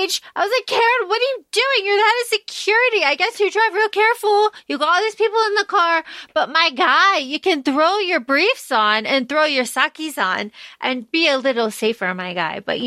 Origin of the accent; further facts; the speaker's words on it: Florida, United States; we grew up in Florida